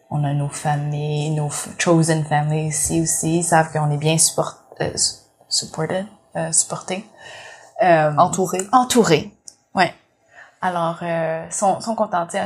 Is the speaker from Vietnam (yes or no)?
yes; Vietnam; en plus, je suis vietnamienne ici, avec pas beaucoup de vietnamiennes.